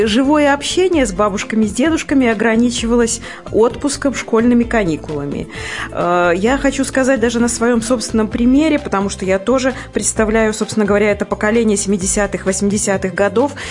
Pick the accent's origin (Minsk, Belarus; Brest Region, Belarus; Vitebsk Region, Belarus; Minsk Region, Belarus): Vitebsk Region, Belarus; Pastavy; костел, э, который был в моем родном городе